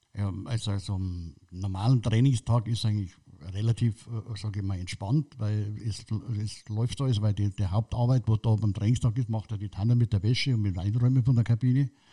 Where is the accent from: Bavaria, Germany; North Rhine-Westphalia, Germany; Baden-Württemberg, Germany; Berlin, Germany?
Bavaria, Germany; Munich; Ich bin im Glockenbach aufgewachsen